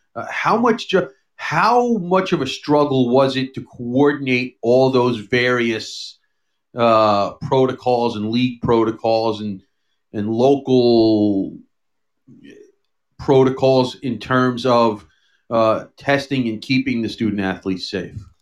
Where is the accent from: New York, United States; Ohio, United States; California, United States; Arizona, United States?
New York, United States; New York City; also born or lived in Long Island; I grew up here in in New York City and Long Island